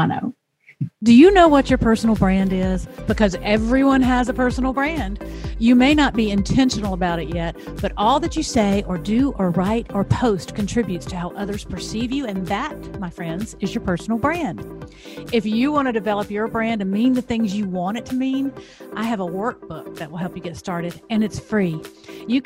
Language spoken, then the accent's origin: English; the South, United States; as a Southerner